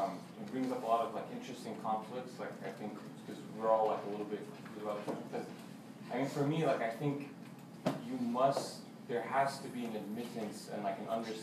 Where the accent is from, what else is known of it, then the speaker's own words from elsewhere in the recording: United States; like I grew up here